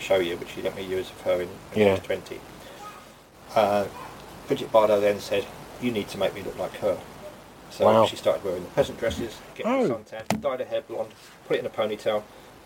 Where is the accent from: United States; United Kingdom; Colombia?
United Kingdom; London; also born or lived in St Ives; me growing up in Notting Hill Gate